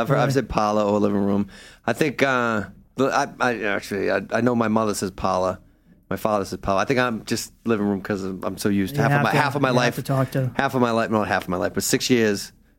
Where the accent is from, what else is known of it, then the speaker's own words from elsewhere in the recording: Revere, Massachusetts, United States; accent: Revere; my family's from Revere, so I got more of a Revere.